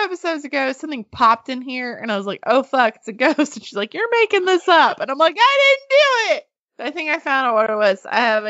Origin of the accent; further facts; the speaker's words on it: Mountain Home, Arkansas, United States; moved away; also born or lived in Little Rock, Arkansas; When I first told them that I was from Mountain Home